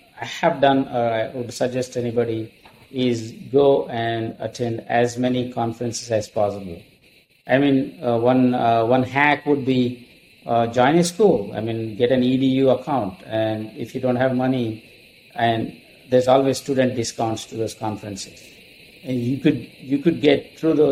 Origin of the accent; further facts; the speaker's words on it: India; moved away as an adult; also born or lived in Minneapolis / Dallas; now in United States; I'm from India, and I came here with two suitcases full of clothing